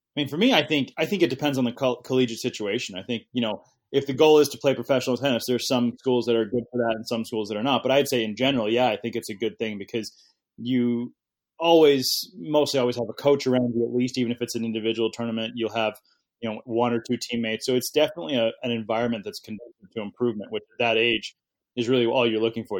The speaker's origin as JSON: {"language": "English", "country": "United States"}